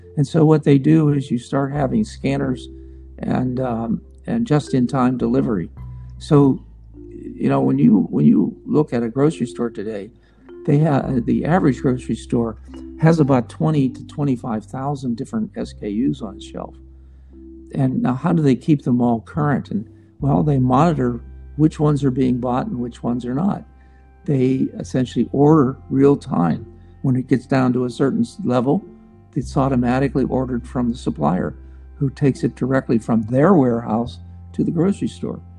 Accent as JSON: {"language": "English", "town": "Pittsburgh", "region": "Pennsylvania", "country": "United States", "tie": "born or raised there", "moved": "yes", "said": "We were both born and raised in Pittsburgh"}